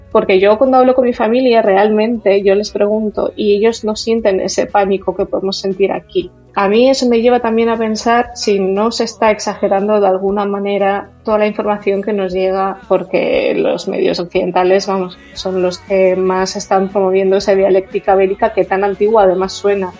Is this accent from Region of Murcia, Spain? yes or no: yes; Murcia, Region of Murcia, Spain; also born or lived in eastern Ukraine; en España soy murciana